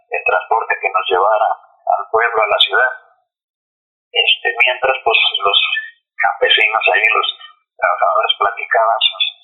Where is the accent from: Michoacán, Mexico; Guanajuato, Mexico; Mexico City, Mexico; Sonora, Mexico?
Sonora, Mexico; also born or lived in Guadalajara; yo nací en Guadalajara pero a los nueve años me llevaron a, vivir mi madre, me llevó a vivir a, Sonora.